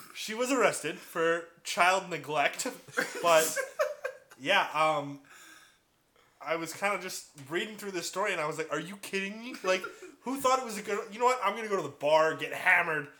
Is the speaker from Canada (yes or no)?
yes; Port Coquitlam, British Columbia, Canada; I grew up in Poco.